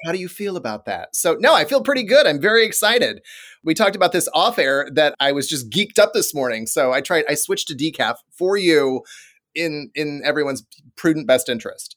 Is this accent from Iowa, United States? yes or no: yes; Des Moines, Iowa, United States; a powerhouse T V station in Des Moines, Iowa, my hometown